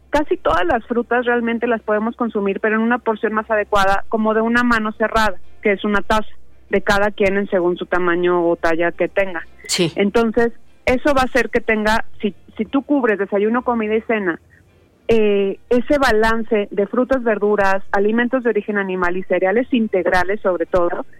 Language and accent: Spanish; Mexico; como mexicanos sabemos que el jitomate, la cebolla, este, la espinaca es como más común comerla durante un desayuno